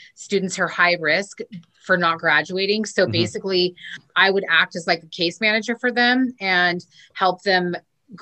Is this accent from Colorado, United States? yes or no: no; Orange County, California, United States; moved away as an adult; now in Long Beach, United States; I was born and raised in Orange County and moved to Long Beach.